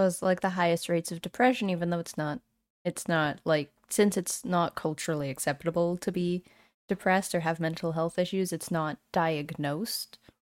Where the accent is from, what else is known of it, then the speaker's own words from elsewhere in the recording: New Brunswick, Canada; I was born in New Brunswick, and my dad immigrated here from the Philippines